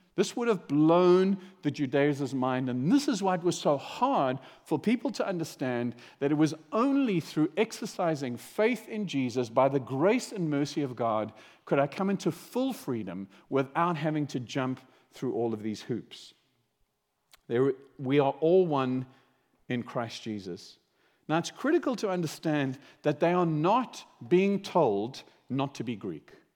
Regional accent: South Africa; I grew up in South Africa

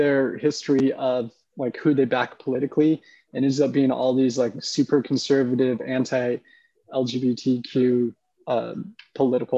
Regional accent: Oregon, United States; now in Decatur, United States; I grew up in Oregon

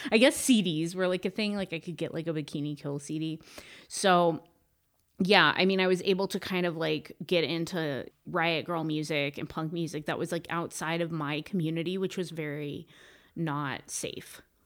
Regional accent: Humboldt County, Northern California, United States; now in Joshua Tree, United States; I am from Northern California, Humboldt County

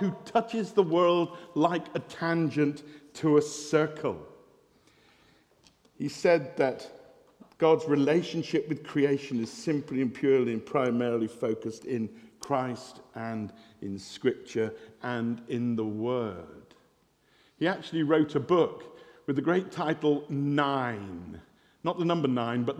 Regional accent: West Country, South West England, United Kingdom; I'm from the West Country, we say farmer

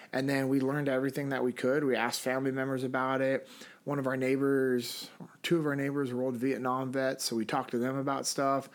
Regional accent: Sacramento, California, United States; moved away as an adult; now in Memphis, United States; Originally, I'm from Sacramento, California.

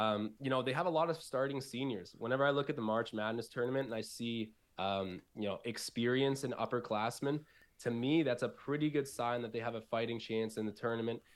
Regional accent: Newmarket, Ontario, Canada; also born or lived in Buffalo; I'm from Newmarket. It's like a, it's about forty-five minutes north of the city. So, it's part of the Greater Toronto Area

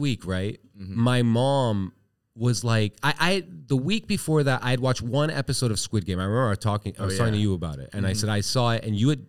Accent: Iran; let's explore this as two guys from Asia, because I'm from Iran, technically.

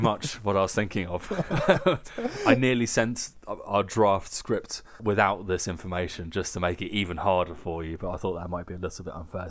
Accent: United Kingdom; now in Germany; I'm British

